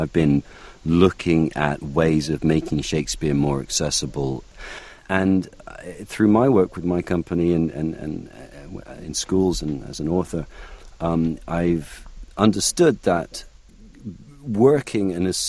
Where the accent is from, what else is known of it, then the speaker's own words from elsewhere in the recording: North Wales, United Kingdom; accent: North Welsh; moved away; And I said, "I'm from North Wales." And she said, "Can you do a North Welsh accent?" I said, "Yes, of course. Whenever I go home, I start talking a bit like this, you know."